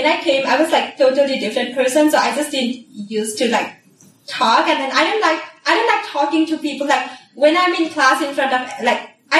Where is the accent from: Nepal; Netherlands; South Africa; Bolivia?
Nepal; Kathmandu, Bagmati; moved away as an adult; now in United States; I'm from Kathmandu. So that is like the capital.